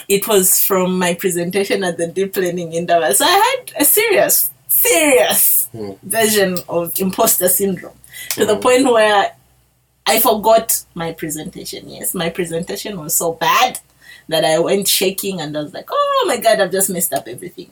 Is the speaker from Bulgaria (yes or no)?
no; Zambia; accent: Bemba; my Bemba accent